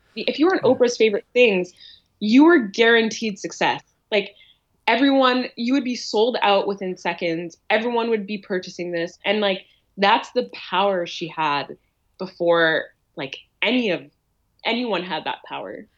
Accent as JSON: {"language": "English", "town": "Ottawa", "region": "Ontario", "country": "Canada", "tie": "born or raised there", "moved": "as an adult", "lives_now": "Toronto, Canada", "said": "I grew up in Ottawa"}